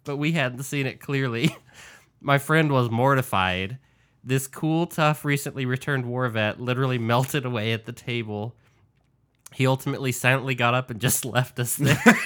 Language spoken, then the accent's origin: English; New Mexico, United States; my home state of New Mexico